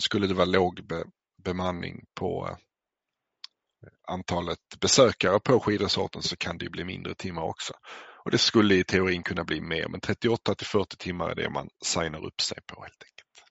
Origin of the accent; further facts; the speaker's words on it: Skåne, Sweden; jag är själv uppväxt i Skåne